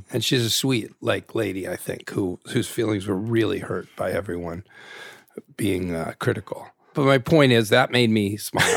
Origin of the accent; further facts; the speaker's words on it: Naperville, Illinois, United States; I'm a suburban kid. I'm from Naperville, Illinois